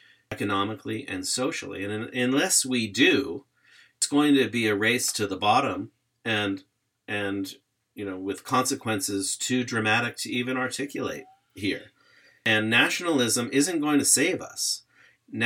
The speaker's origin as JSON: {"language": "English", "country": "United States", "tie": "born or raised there", "said": "I grew up in the United States"}